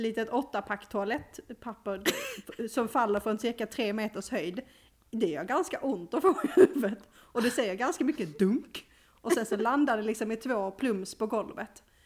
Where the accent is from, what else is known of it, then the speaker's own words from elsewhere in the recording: Skåne, Sweden; som skåning